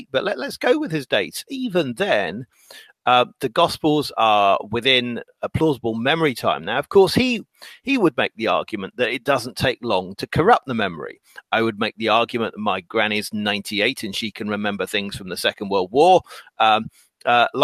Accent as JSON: {"language": "English", "region": "England", "country": "United Kingdom", "said": "I'm English"}